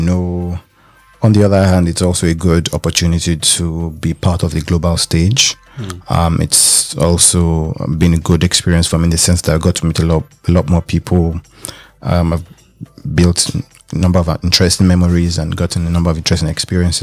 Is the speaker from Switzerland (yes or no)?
no; Lagos, Nigeria; moved away as an adult; also born or lived in Ile-Ife, Nigeria; now in Berlin, Germany; I was born in Lagos, Nigeria.